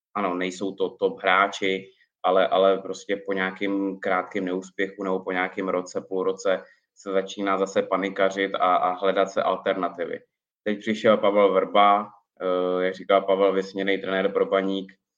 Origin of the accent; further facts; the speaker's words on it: Prague, Czechia; also born or lived in Ostrava; jsem rodilej Pražák